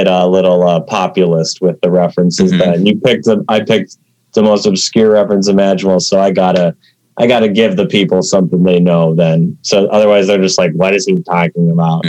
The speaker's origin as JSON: {"language": "English", "region": "Minnesota", "country": "United States", "said": "I'm from Minnesota"}